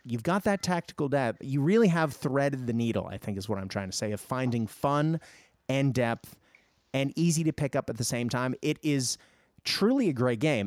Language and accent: English; Japan; moved away; I grew up in Japan